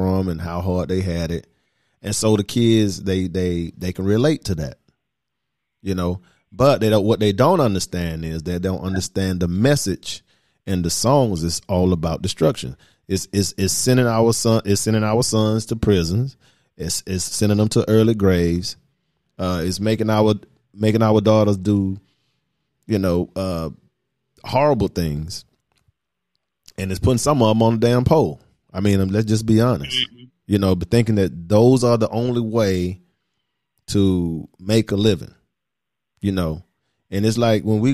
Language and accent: English; the South, United States; Here we are from the South